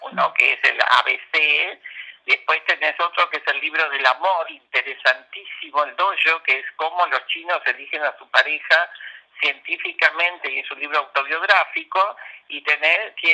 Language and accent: Spanish; Argentina; Venimos de la Argentina con un año donde no paramos de tener una campaña todos los días del año, entonces estamos hartos los argentinos